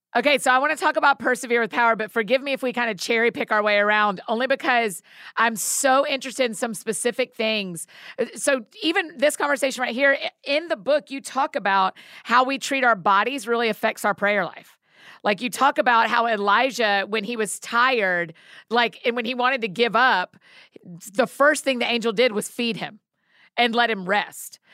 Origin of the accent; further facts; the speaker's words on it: Georgia, United States; now in Nashville, United States; I grew up in Georgia